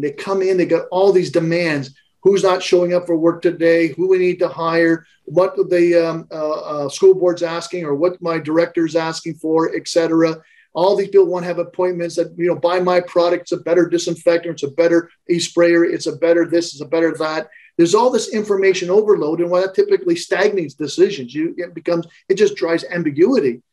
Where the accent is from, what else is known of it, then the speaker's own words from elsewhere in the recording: Canada; I'm a Canadian.